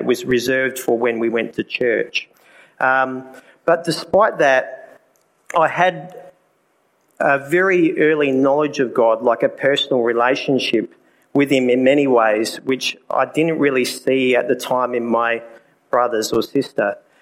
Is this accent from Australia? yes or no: yes; Port Lincoln, South Australia, Australia; as my accent has already given away, I'm from Australia, a little place called Port Lincoln. That's where it is in South Australia.